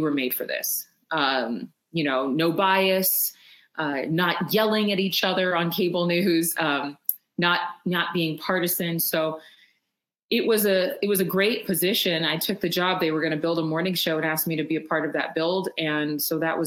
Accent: Sacramento, California, United States; moved away as an adult; also born or lived in Los Angeles / Dallas; I actually ended up in my hometown of the Sacramento area

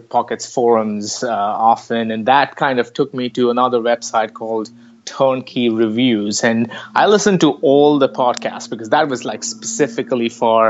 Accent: India; moved away as an adult; also born or lived in California; now in San Francisco, United States; from India. I came to the United States about 10 years ago

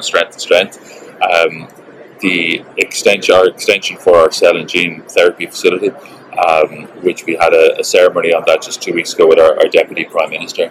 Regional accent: Ireland

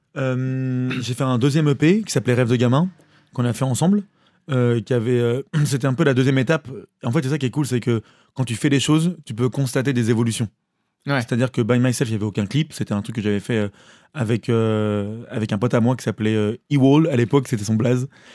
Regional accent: Maulévrier, Pays de la Loire, France; also born or lived in Cholet; now in Paris, France; je viens de Molévrier, enfin, je viens d'une ferme, d'un lieu dit qui est euh, un peu euh, loin de tout. Mais j'étais, j'ai grandi à Molévrier

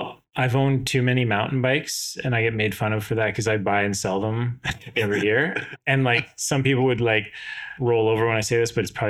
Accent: West Kelowna, British Columbia, Canada; I grew up in West Kelowna, or the West Side at the time.

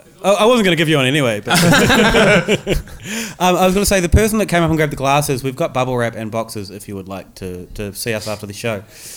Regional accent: New Zealand; now in Australia; being a New Zealander originally

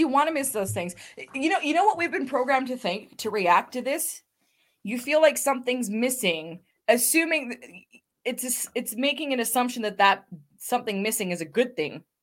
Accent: Canada; being Canadian

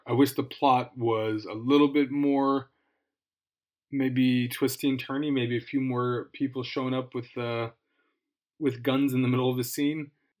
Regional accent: United States; as an American, I tend to be sensitive about these things, especially abroad.

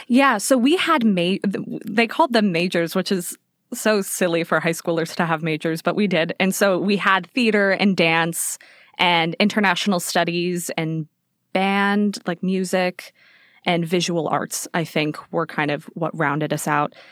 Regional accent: Las Vegas, Nevada, United States; moved away; I grew up in Vegas. I was born and raised there.

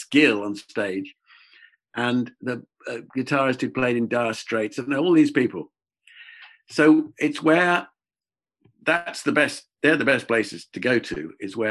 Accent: England, United Kingdom; accent: English; being English, British

